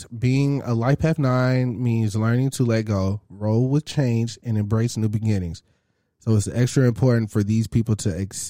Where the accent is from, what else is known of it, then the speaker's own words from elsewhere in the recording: Grand Prairie, Texas, United States; The hospital that I was born at is in Grand Prairie